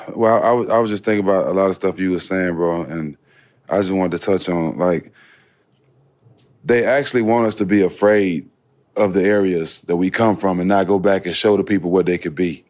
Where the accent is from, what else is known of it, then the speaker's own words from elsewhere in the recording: Port Arthur, Texas, United States; I'm from Port Arthur